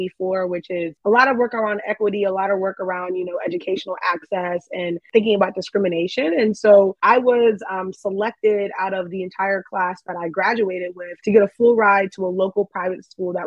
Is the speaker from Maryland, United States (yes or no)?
yes; Maryland, United States; also born or lived in Kumasi, Ghana / Minnesota; I mainly grew up in Maryland, but I was born in Ghana.